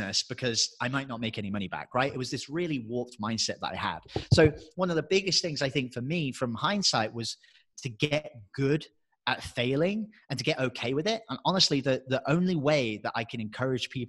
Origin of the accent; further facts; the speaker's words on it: England, United Kingdom; moved away as an adult; I'm English